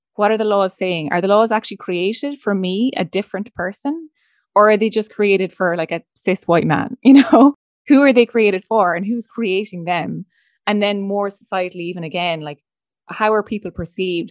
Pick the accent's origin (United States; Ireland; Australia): Ireland; Leinster; I'm from Laois